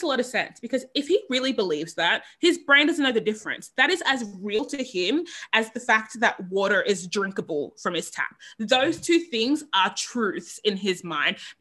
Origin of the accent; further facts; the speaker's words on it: Sydney, New South Wales, Australia; I grew up in East Sydney. Sydney's East.